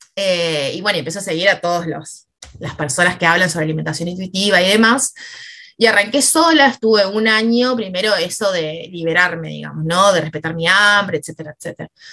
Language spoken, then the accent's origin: Spanish; Misiones, Argentina; moved away as an adult; now in Rosario, Argentina; yo ya vivía acá en Rosario, me había venido a estudiar, yo soy de Misiones